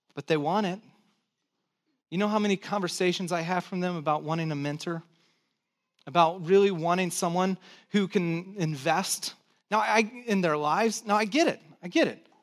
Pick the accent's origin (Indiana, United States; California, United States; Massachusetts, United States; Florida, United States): California, United States; Santa Cruz; also born or lived in San Jose; I pastored this church over in San Jose, but I grew up in Santa Cruz